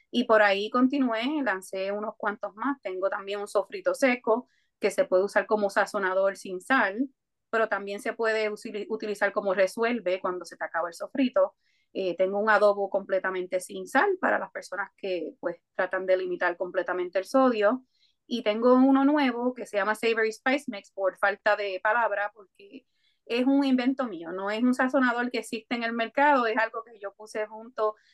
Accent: Coamo, Puerto Rico; also born or lived in New Jersey, United States; Eh, yo eh, aunque nací en Estados Unidos, en New Jersey, me mudé para Puerto Rico a los siete años y allá me crié en, el pueblito de Cuamo.

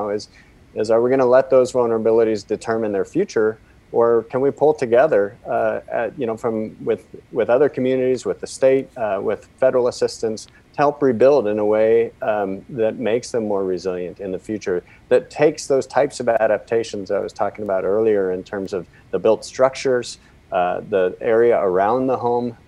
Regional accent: Portland, Oregon, United States; I grew up here in the Pacific Northwest in Portland

